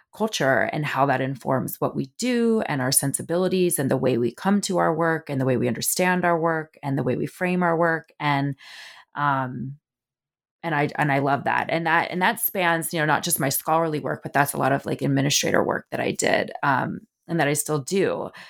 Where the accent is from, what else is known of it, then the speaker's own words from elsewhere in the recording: New Jersey, United States; moved away as an adult; also born or lived in Southeast United States; I grew up in the Northeast, um, I'm a North Jersey girl, um, my parents still live in the house I grew up in, in North Jersey